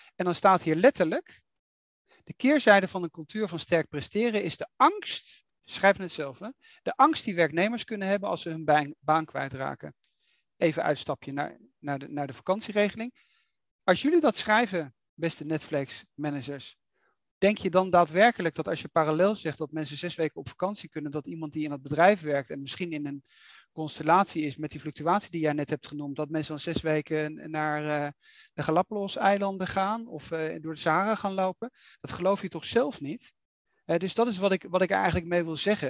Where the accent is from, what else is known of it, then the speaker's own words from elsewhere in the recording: Netherlands; we gaan er keihard in als Nederlanders